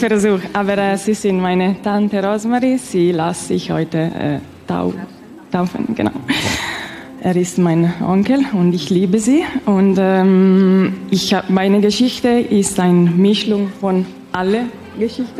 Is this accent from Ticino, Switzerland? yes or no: yes; Ticino, Switzerland; German is a second language; ich rede nicht so gut Deutsch, weil ich ja, komme aus der äh, Tessin